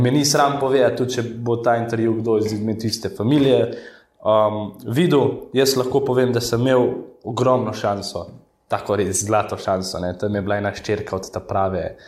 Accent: Rafolče, Central Slovenia, Slovenia; so me pa vrgli v rejniško družino, v Rafalče, Okay. To je tam blizu domžaveške

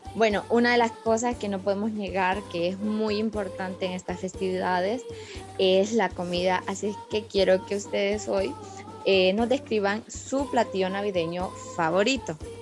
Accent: Honduras; desde Honduras

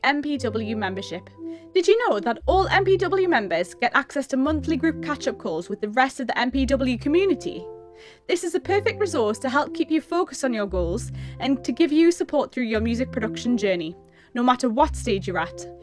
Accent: Newcastle upon Tyne, North East England, United Kingdom; I'm from Newcastle-upon-Tyne

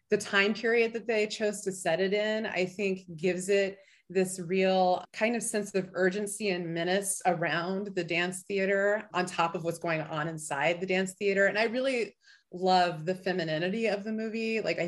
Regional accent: Illinois, United States; now in Anchorage, United States; I came up from the Midwest, but Illinois wasn't cold enough for me, so I moved to Alaska.

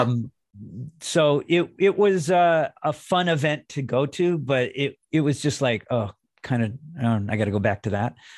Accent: Los Angeles, California, United States; I'm from Los Angeles

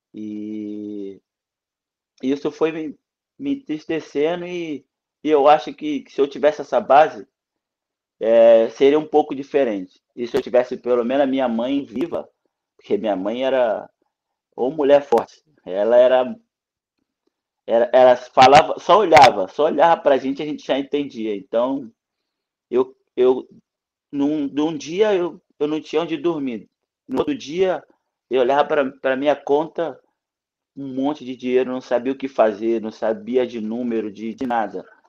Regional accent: Brazil; moved away; also born or lived in Croatia; Eu não sabia escrever quando eu saí do Brasil

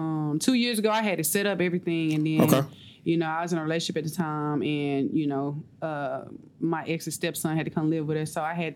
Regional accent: Baton Rouge, Louisiana, United States; I'm from Baton Rouge, Louisiana, 225.

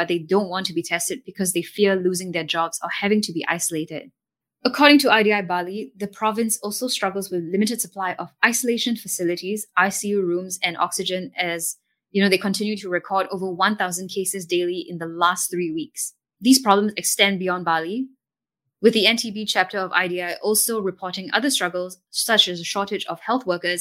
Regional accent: Singapore; as a Singaporean

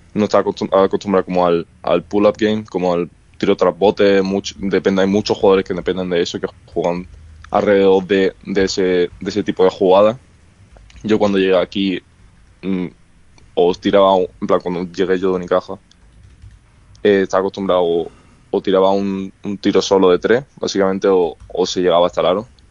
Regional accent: Málaga, Andalusia, Spain; now in United States; en mi, en mi ciudad de Málaga

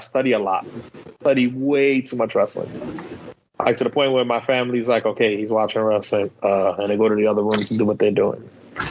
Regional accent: the South, United States; I'm from the South.

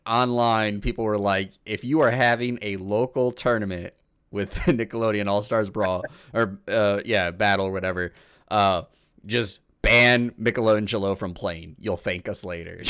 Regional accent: Illinois, United States; now in Wisconsin, United States; where I grew up in Illinois

